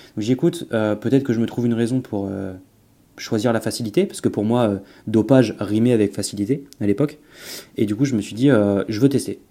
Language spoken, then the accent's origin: French; Auvergne-Rhône-Alpes, France; moved away as an adult; now in Nice, France; j'étais de l'Auvergne auparavant. Euh, maintenant, du coup, j'ai déménagé sur la côte d'Azur, donc à côté de Nice.